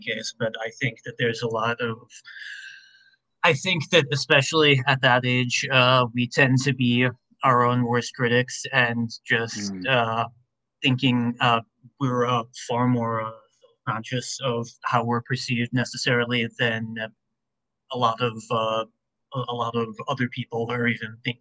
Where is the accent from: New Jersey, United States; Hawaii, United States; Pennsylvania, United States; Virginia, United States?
Virginia, United States; Richmond; I went to college at VCU, which is one of the schools in my hometown, Richmond, Virginia